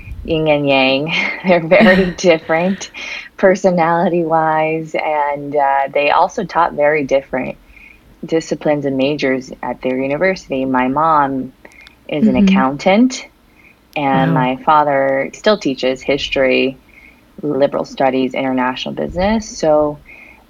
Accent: Southern California, United States; moved away as an adult; also born or lived in Beijing, China; now in New York, United States; I am originally from California and went to Berkeley

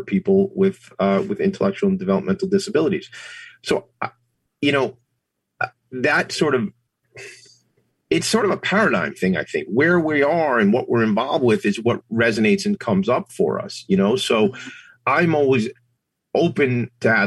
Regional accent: Long Island, New York, United States; I grew up here on Long Island, pretty diverse place to grow up

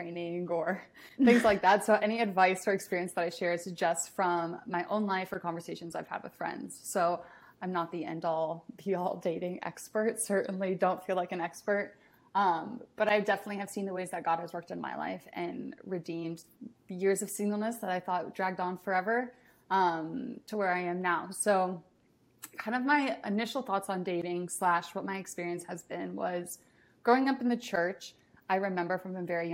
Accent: a suburb of Indianapolis, United States; moved away as an adult; now in Washington, D.C., United States; I'm from Indiana, a suburb of Indianapolis, and I recently, well, I guess not recent anymore, about 2 years ago, moved out to Washington, D.C.

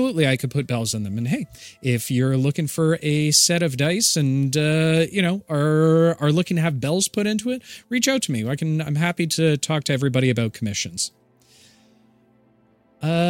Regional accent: Canada; I'm Canadian

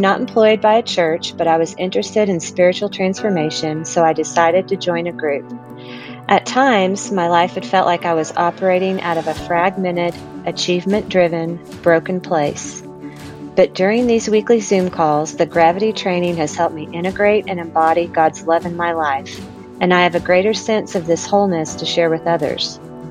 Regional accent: Midland, Texas, United States; I'm from Midland, Texas.

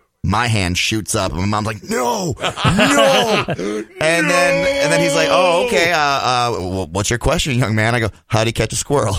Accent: Blaine, Minnesota, United States; Yeah, Blaine, class of '98.

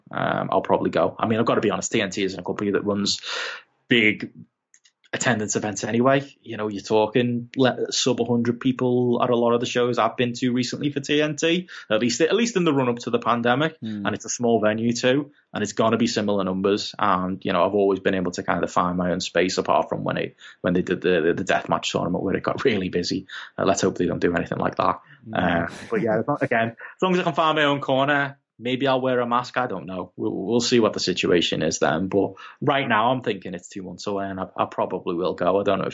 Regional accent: United Kingdom; because I'm a British wrestling journalist at these shows.

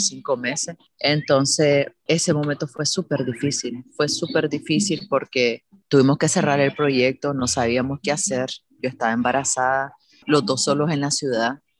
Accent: Managua, Nicaragua; moved away as an adult; now in Granada, Nicaragua; soy nicaragüense, Managua, pero vivo hace unos años en Granada

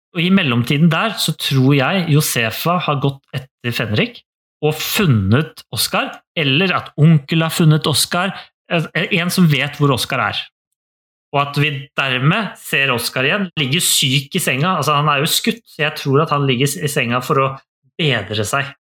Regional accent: Norway; jeg er født og oppvokst i Norge

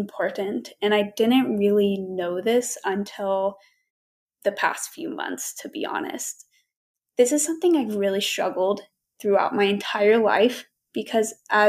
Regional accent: Knoxville, Tennessee, United States; I am from Knoxville, Tennessee

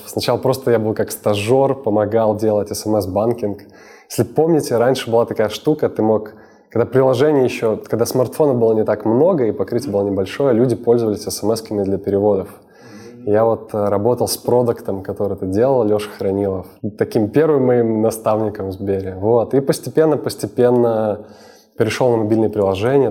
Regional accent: Sakhalin Oblast, Russia; moved away as an adult; now in Moscow, Russia; Я родился на Сахалине.

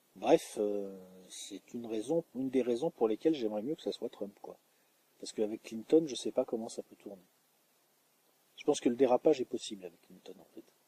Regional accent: France; en tant que français

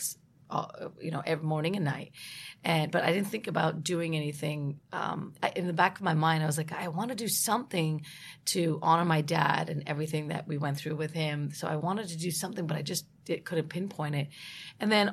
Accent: California, United States; I was born and raised in California

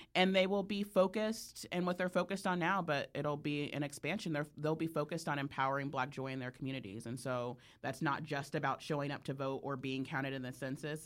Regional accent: California, United States; I'm from California

